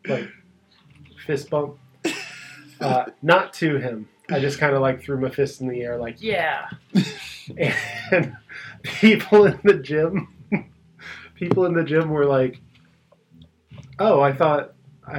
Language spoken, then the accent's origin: English; Virginia, United States; moved away; also born or lived in Chesapeake, Virginia; I'm from Virginia.